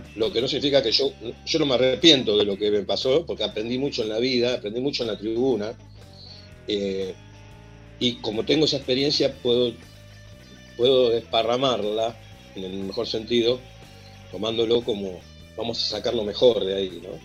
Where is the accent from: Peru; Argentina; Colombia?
Argentina; José C. Paz, Buenos Aires Province; born or raised there; also born or lived in Merlo, Buenos Aires / Villa Urquiza, Buenos Aires